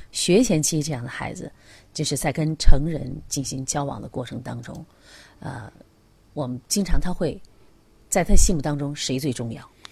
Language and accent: Chinese; China; 我们中国人